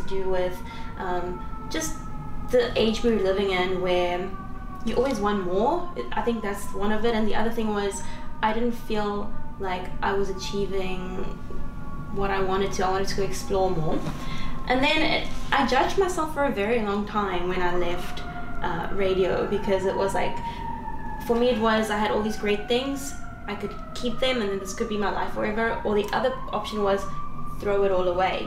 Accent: South Africa; first language Afrikaans; English is a second language; now in New York, United States; I do my best to represent South Africa while I'm here.

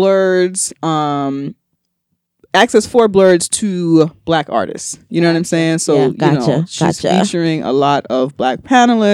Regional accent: New York City, New York, United States; mostly I'm just from the Bronx

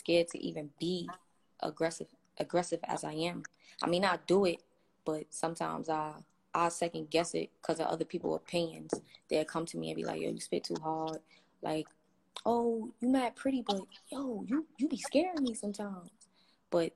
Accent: New York City, New York, United States; Growing up in Brooklyn, you know, it's corrupted, but I mean, I've been living there all my life now

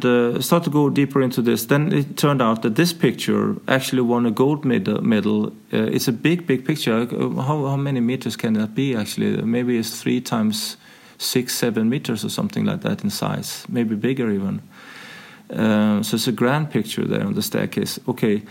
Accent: Sweden; moved away as an adult; now in Denmark; So I grew up in Sweden.

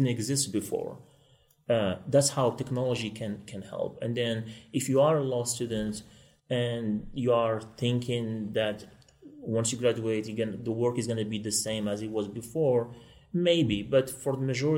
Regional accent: Morocco; moved away as an adult; now in Kansas City, United States; I'm originally from Morocco, and I won a lottery to come to this beautiful country

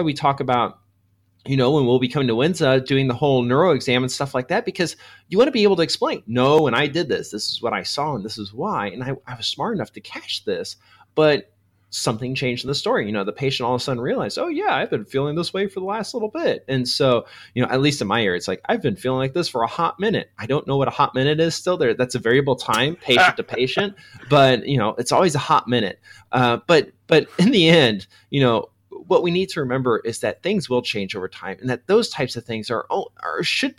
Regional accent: Missouri, United States; Yeah, you know, I come from Missouri, so numbers are kind of complex for me still.

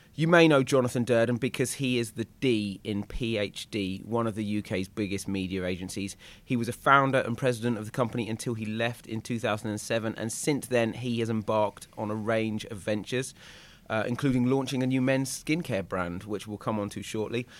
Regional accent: East Anglia, East of England, United Kingdom; I'm from East Anglia

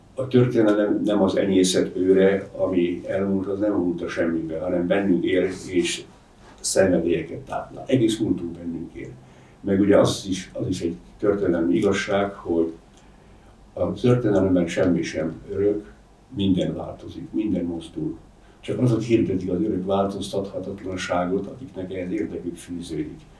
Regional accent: Zemplén, Košice Region, Slovakia; first language Hungarian; moved away; én Zemplénből származom, a Latorca és a Laborc folyók találkozásánál van az én szülőfalum

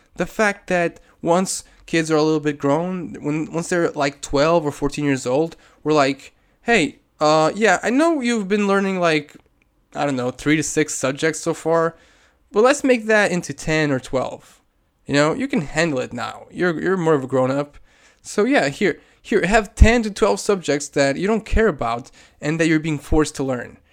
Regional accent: Portugal; I'm from Portugal.

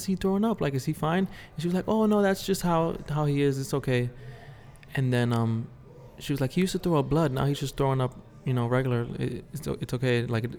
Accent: New York City, New York, United States; me growing up in the Bronx and being from like the streets

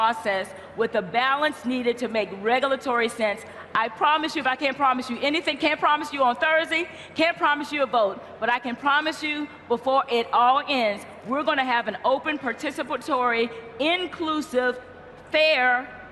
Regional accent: the South, United States; I'm from the South

